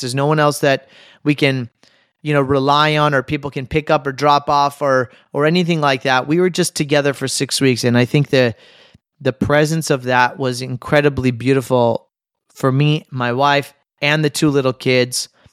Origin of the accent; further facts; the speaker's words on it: United States; as an American